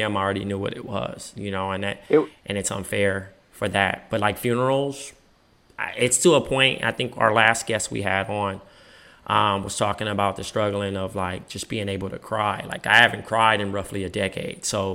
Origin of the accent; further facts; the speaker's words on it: Compton, California, United States; Growing up in Compton